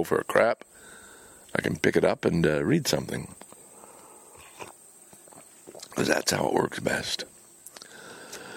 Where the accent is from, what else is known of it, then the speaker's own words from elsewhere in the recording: Montreal, Quebec, Canada; moved away; Lachine, my hometown